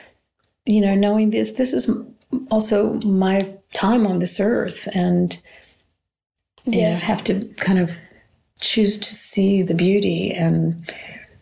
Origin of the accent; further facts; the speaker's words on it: United States; moved away; I'm from America